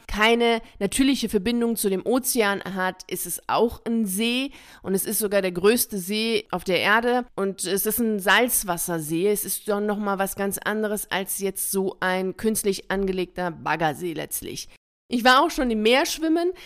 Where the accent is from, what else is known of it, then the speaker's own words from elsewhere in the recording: Bremen, Germany; Ich bin in Bremen aufgewachsen.